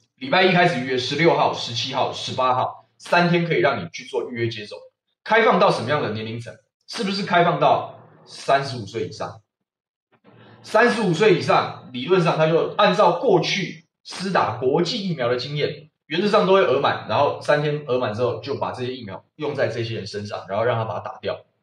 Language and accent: Chinese; Taiwan